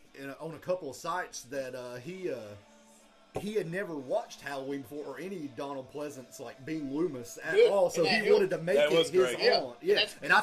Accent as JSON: {"language": "English", "country": "United Kingdom", "said": "I'm a British person."}